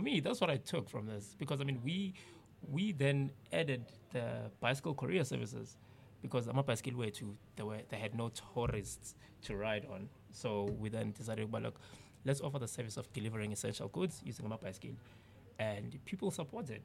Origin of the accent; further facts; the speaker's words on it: South Africa; we grew up in the townships